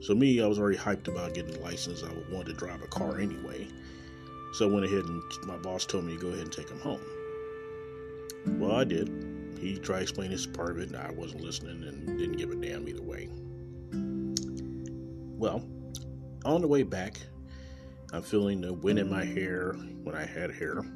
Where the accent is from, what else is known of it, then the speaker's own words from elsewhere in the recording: Kansas City, Missouri, United States; Coming live right from Kansas City, Missouri, my hometown.